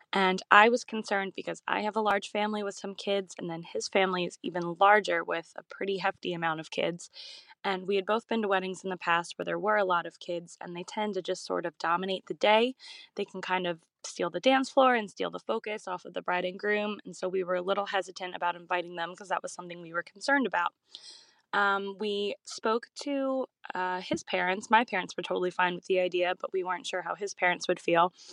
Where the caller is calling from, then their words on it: Philadelphia, Pennsylvania, United States; I'm calling from Philadelphia, Pennsylvania, in the US.